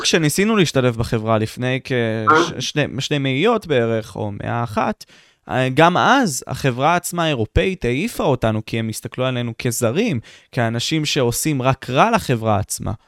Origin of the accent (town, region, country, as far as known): Israel